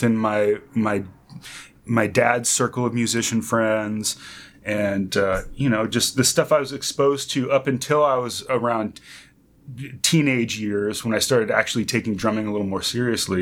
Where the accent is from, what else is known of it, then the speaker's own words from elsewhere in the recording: North Bay Area, San Francisco Bay Area, California, United States; I'm from the San Francisco Bay Area, originally from North Bay Area